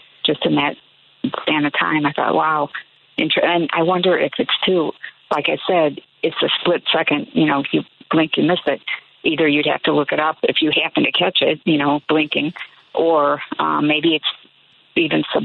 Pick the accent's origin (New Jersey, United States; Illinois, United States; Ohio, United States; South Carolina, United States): Illinois, United States; Chicago; growing up in the Chicago area, being here my whole life